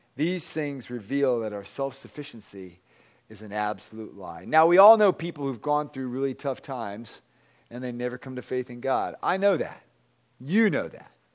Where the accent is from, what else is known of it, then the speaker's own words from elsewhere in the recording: Virginia, United States; moved away; I'm from Virginia